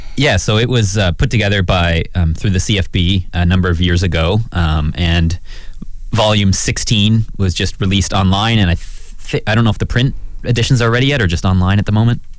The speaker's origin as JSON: {"language": "English", "country": "Canada", "said": "I'm a Canadian citizen."}